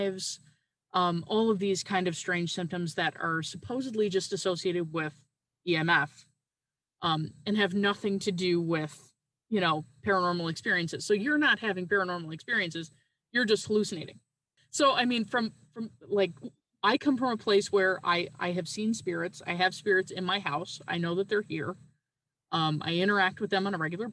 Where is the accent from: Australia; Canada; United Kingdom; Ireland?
Canada; Newfoundland and Labrador; now in Wisconsin, United States; I'm currently living in Wisconsin, but I'm originally from Newfoundland in Canada